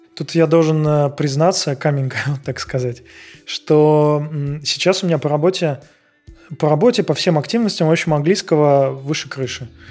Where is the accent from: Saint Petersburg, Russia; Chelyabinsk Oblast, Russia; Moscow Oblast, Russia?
Saint Petersburg, Russia; moved away as an adult; now in Prague, Czech Republic; я из, я из Питера